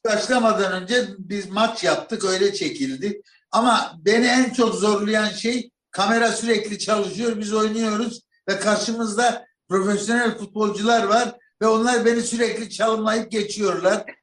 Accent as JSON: {"language": "Turkish", "region": "Malatya", "country": "Turkey", "tie": "born or raised there", "said": "bir kapıcılar dairesinin yanında büyüdüm Malatya'da."}